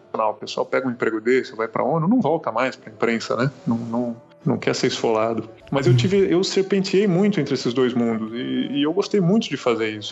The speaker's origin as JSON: {"language": "Portuguese", "town": "Santos", "region": "São Paulo", "country": "Brazil", "also_born_or_lived": "Brasília / Chile", "moved": "as an adult", "lives_now": "São Paulo, Brazil", "said": "Eu sou de Santos, fiz faculdade lá porque não passei na Federal de Curitiba"}